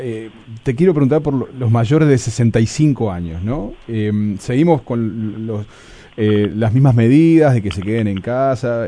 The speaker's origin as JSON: {"language": "Spanish", "country": "Uruguay", "said": "la tarea del científico en nuestro país"}